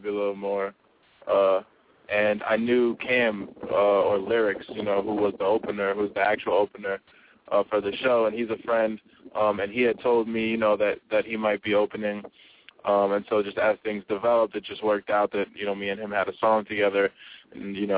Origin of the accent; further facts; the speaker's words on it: New York, United States; I'm from New York